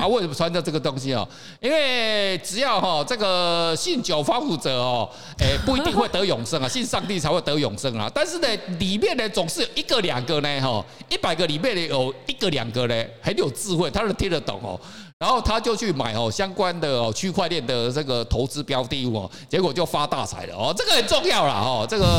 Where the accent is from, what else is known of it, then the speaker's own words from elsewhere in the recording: Taiwan; 可是哦，大家觉得特别我们台湾人，我不晓得为什么要信那个东西啊？那台湾人哦是蛮有趣的一个国家跟民族哦